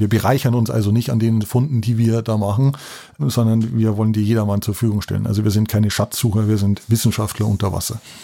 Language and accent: German; Lenggries, Bavaria, Germany; moved away; ich bin in den Bergen aufgewachsen in Lenkries